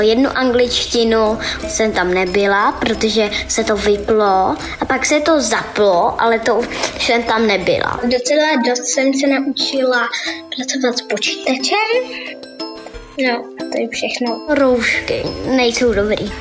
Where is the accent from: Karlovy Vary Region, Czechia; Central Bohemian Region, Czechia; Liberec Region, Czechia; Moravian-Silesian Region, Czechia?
Liberec Region, Czechia; Jablonec nad Nisou; Jsem z Jablonce nad Nisou